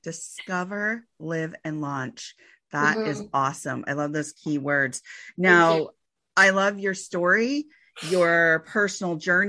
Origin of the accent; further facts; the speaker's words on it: Santa Cruz, California, United States; also born or lived in Sacramento, California; I am actually from Santa Cruz, California.